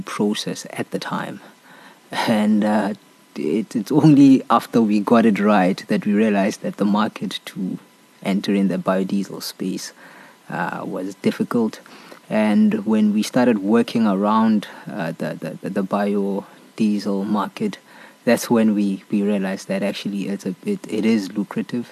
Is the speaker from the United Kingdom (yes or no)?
no; Soweto, Gauteng, South Africa; I was born and raised in Soweto